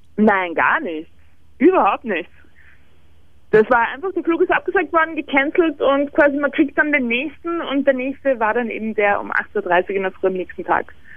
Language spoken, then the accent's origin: German; Vienna, Austria; Bei uns in Wien